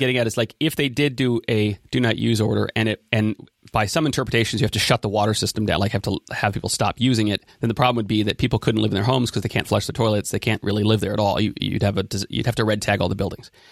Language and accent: English; Ben Lomond, California, United States; my hometown of Ben Lomond